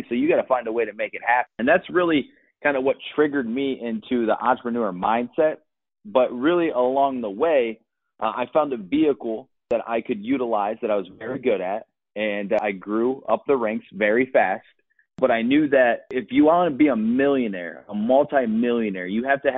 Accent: Akron, Ohio, United States; moved away as an adult; also born or lived in Los Angeles, California; I moved from Ohio, where I'm originally from, Akron, Ohio, all the way to Los Angeles, California

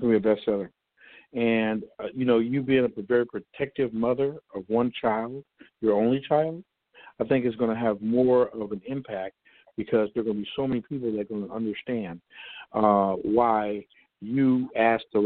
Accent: Compton, California, United States; I love the people of Compton. And I love the fact that, you know, this is my hometown

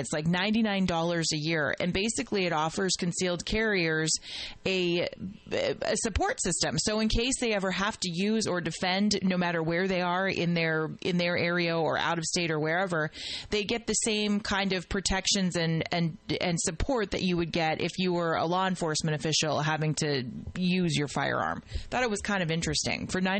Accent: California, United States; especially in my home state

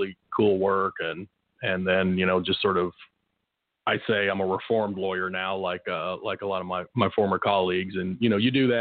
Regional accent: Tulsa, Oklahoma, United States; also born or lived in Afghanistan; grew up in Oklahoma for the most part

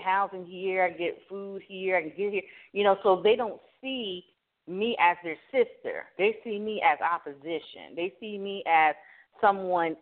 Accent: Miami, Florida, United States; I'm from Miami, Florida

